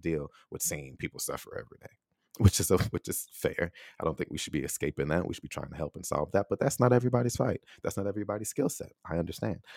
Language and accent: English; United States; moved away as an adult; also born or lived in Taiwan; I was born in America